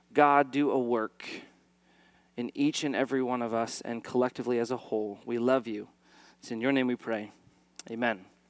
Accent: East Valley, Arizona, United States; I'm an Arizona native, uh, born and raised in the East Valley

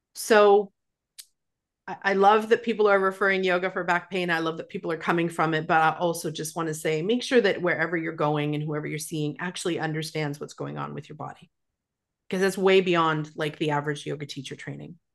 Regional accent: Calgary, Alberta, Canada; moved away as an adult; now in Victoria, Canada; when I moved to Victoria from Calgary, Alberta, which is where I'm from

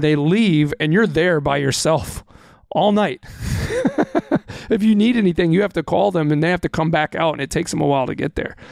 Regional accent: Texas, United States; now in Wisconsin, United States; I was born and raised in Texas

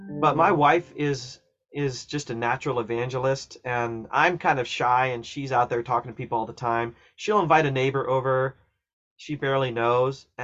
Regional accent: Ohio, United States; I grew up in Ohio and I went to college in Southern Ohio.

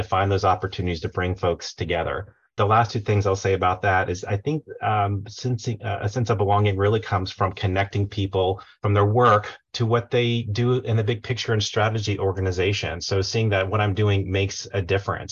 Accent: Tampa Bay area, Florida, United States; now in Charlotte, United States; I'm originally from the Tampa Bay area, Florida, but have lived in Charlotte for almost 20 years now

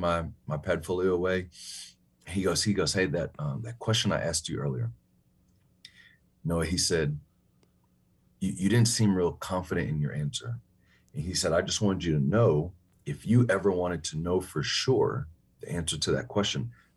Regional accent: Chicago, Illinois, United States; moved away; also born or lived in New York / Huntsville, Texas; I'm born in New York. I grew up in Chicago.

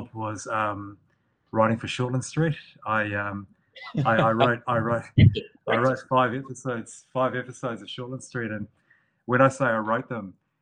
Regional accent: Northland, New Zealand; the people that I grew up around in Northland, I lived in a rural area

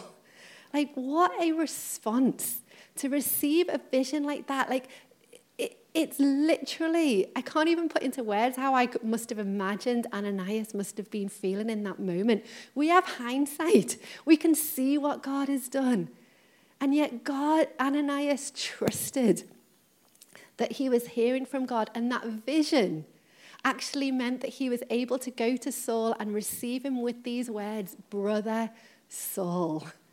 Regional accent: Liverpool, North West England, United Kingdom; I'm from Liverpool, when I was younger, my grandma um, moved to Runcorn

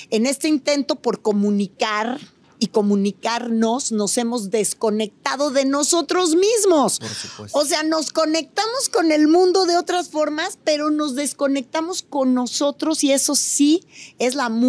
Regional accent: Mexico; cómo somos discriminadores los mexicanos de nuestras propias comunidades indígenas.

